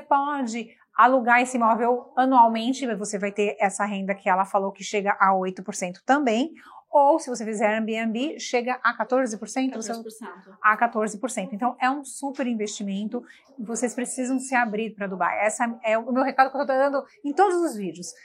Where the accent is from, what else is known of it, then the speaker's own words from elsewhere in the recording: Brazil; moved away; como brasileiros que imigram